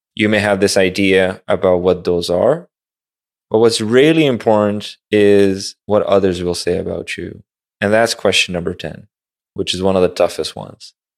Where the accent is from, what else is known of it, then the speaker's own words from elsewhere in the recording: Pakistan; westernized school in Pakistan